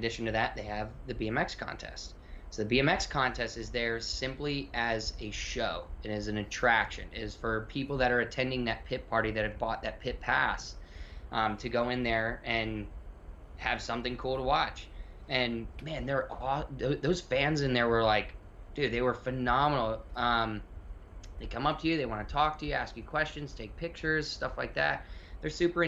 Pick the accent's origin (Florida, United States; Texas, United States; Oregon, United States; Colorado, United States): Florida, United States; I grew up in Florida